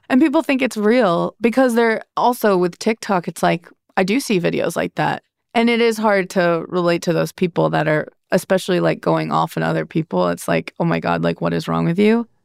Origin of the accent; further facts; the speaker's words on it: Midwest, United States; moved away as an adult; When you grow up in the Midwest, but then you move somewhere big